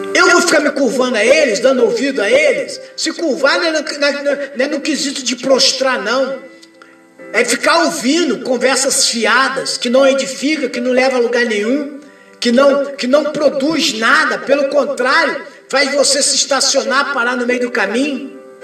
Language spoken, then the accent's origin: Portuguese; Brazil; eu sou cidadão brasileiro